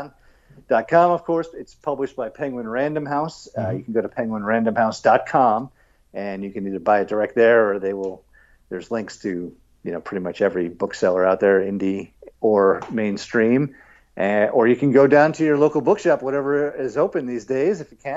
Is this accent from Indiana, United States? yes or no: no; New York, United States; now in Atlanta, United States; I'm not originally from here though, so I shouldn't brag about it too much. I'm from New York, home of the U.S. Open coming up.